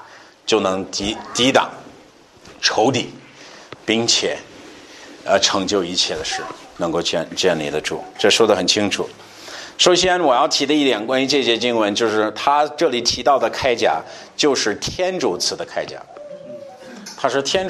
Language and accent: Chinese; China; 你看，哎，我们中国人我们就这样啊